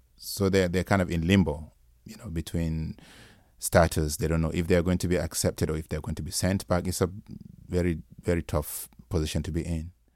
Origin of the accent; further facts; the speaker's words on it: Nigeria; Nigerian writer instead of just an African writer